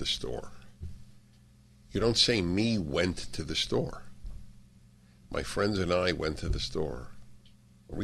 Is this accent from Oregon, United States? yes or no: no; New York, United States; I grew up in New York